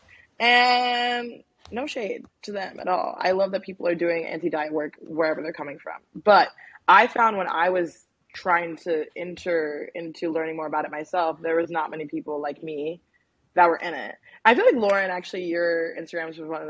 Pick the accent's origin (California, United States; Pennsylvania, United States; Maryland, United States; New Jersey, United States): Maryland, United States; moved away as an adult; also born or lived in Washington, District of Columbia, United States; now in New Orleans, United States; I'm originally from Maryland, and I was born in DC and from the DMV area